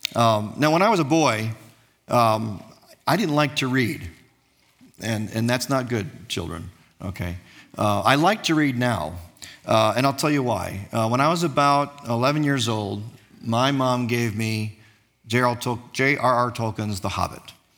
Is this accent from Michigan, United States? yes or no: yes; Dearborn, Michigan, United States; also born or lived in Jordan / East Coast of the United States; we came back to my hometown, which is Dearborn, Michigan. Uh, it's where I currently live